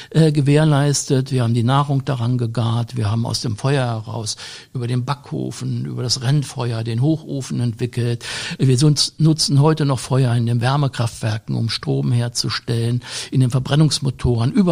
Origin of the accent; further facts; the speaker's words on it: Germany; Ich bin selber noch in den 50er Jahren in einem Fachwerkhaus groß geworden im Harz, bei dem äh, es, wenn man ich das mal auf Hochdeutsch sage, im Winter saukalt wurde.